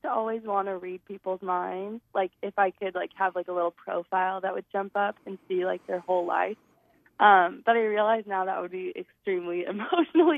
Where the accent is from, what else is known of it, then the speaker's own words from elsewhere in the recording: Scottsdale, Arizona, United States; now in Flagstaff, United States; I grew up in Scottsdale, Arizona.